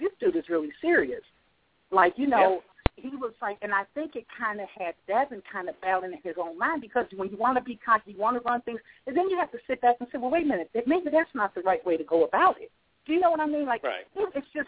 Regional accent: Chicago, Illinois, United States; now in North Carolina, United States; I'm from Chicago, represent, but I live in North Carolina now

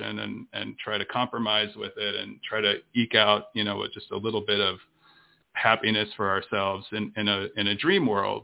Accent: Tennessee, United States; also born or lived in Miami, Florida / Birmingham, Alabama; we eventually moved to Tennessee, which is where I grew up

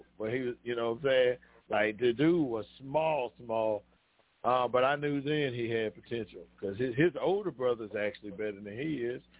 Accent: Chicago, Illinois, United States; I am from Chicago, Illinois.

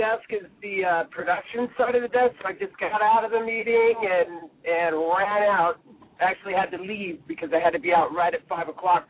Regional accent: Los Angeles, California, United States; A friend of mine that I grew up with in San Pedro.

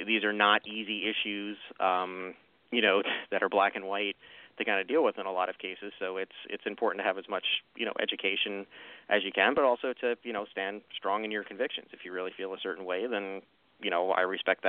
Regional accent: Long Island, New York, United States; now in Lancaster, Pennsylvania, United States; I'm from New York originally and was from Long Island, New York

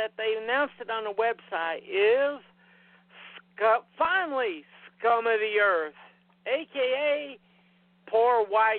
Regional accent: Tennessee, United States; also born or lived in Virginia; I was born in Tennessee, and I pretty much lived here my entire life except for a year. I lived in Virginia with my ex-wife.

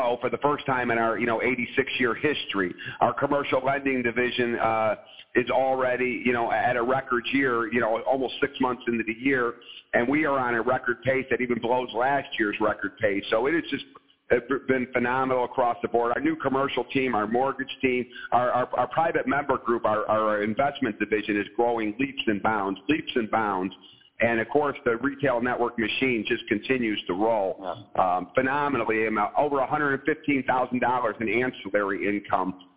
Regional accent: Chicagoland, Indiana, United States; moved away; the first expansion into Chicagoland just happens to be in my hometown

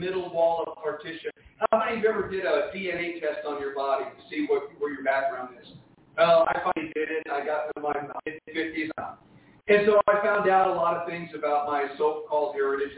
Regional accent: Jersey City, New Jersey, United States; I was born and raised Catholic in Jersey City, New Jersey, in an Italian family

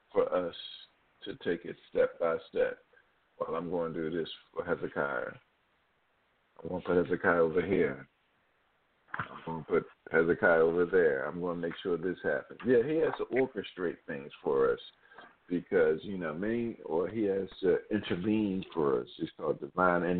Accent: Philadelphia, Pennsylvania, United States; born and raised in Philadelphia

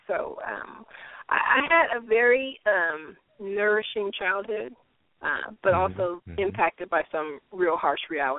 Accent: Detroit, Michigan, United States; For me, it was pretty good. I had those experiences that I had that kind of left an impact on me, but for the most part, I had a good childhood.

